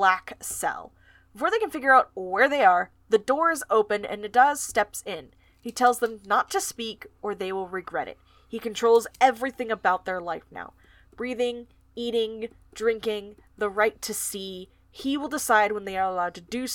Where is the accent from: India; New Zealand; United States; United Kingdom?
United States; Florida; I'm from Florida.